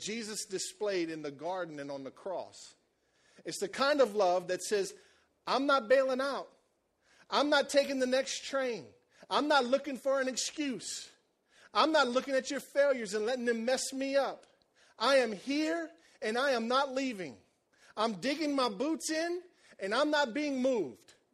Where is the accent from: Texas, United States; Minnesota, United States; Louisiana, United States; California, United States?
Louisiana, United States; Cajun country; You know how we are in Cajun country